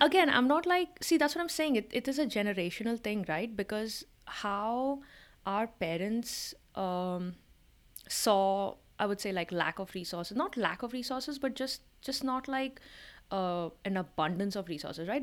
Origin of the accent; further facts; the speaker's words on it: India; moved away; we were growing up in India in the nineties and the early two thousands